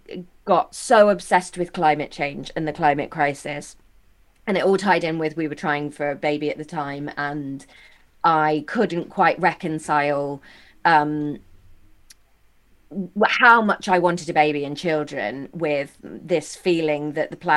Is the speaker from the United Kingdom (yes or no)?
yes; Taunton, South West England, United Kingdom; I'm from just outside Taunton.